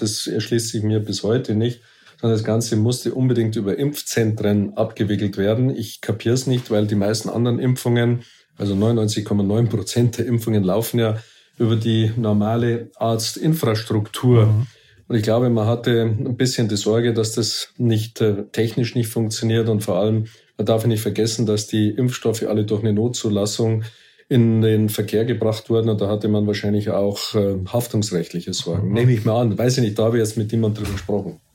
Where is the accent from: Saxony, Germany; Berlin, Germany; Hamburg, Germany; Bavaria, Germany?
Bavaria, Germany; Munich; für mich war als Münchner